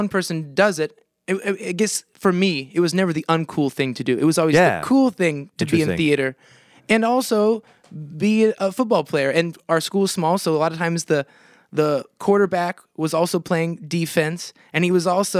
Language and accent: English; Monticello, Indiana, United States; moved away as an adult; now in California, United States; I grew up on the Tippecanoe River.